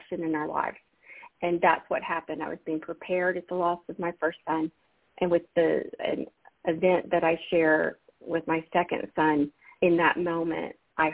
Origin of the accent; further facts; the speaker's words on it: Alabama, United States; moved away; I'm from Alabama originally, Susun. I grew up in the Bible Belt